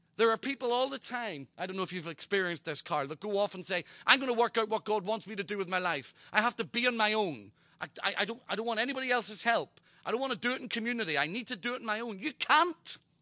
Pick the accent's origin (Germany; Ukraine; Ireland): Ireland; I'm Irish